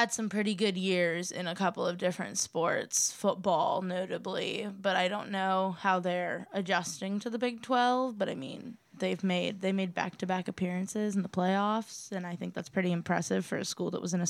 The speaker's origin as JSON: {"language": "English", "town": "Cleveland", "region": "Ohio", "country": "United States", "moved": "yes", "said": "I'm from Cleveland"}